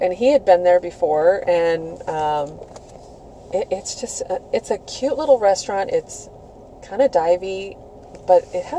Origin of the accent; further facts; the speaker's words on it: Tempe, Arizona, United States; And turns out I grew up in Tempe because my grandmother lived there.